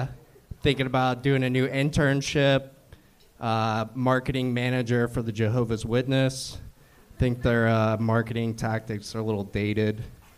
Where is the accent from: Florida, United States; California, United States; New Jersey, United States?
Florida, United States; Cocoa Beach; now in Los Angeles, United States; I'm actually from Florida.